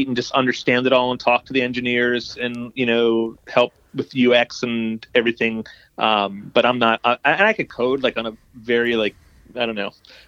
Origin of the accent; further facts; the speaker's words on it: South Florida, United States; also born or lived in New York City; now in Boston, United States; just in South Florida. I grew up